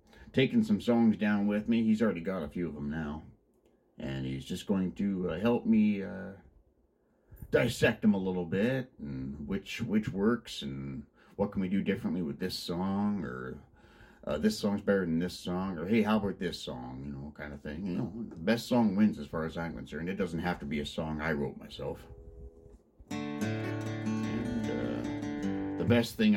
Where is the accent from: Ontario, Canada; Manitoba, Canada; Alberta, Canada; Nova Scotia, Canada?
Ontario, Canada; Mitchell; I'm from Mitchell, about 20 minutes apart